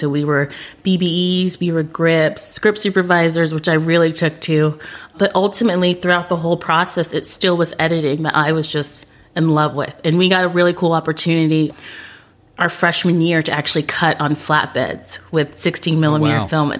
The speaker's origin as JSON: {"language": "English", "town": "Orlando", "region": "Florida", "country": "United States", "said": "I was hoping I'd get to go to the Orlando Sentinel because I'm from Orlando."}